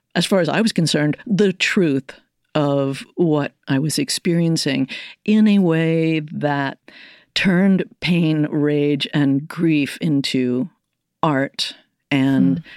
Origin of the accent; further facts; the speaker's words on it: United States; I'm Irish American.